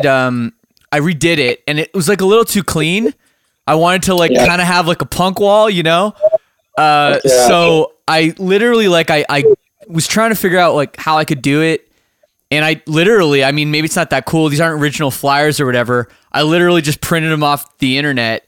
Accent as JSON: {"language": "English", "town": "Toronto", "region": "Ontario", "country": "Canada", "tie": "born or raised there", "moved": "as an adult", "lives_now": "Windsor, Canada", "said": "I'm from Toronto area. Like grew up in the suburbs, lived downtown for a long time"}